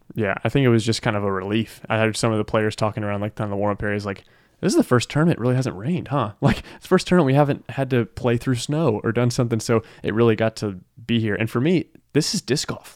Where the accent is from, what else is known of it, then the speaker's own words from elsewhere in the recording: Powder Springs, Georgia, United States; I'm from Powder Springs, Georgia.